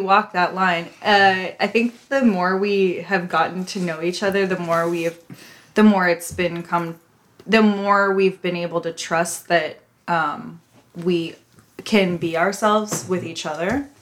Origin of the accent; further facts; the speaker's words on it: Midwest, United States; I'm from the Midwest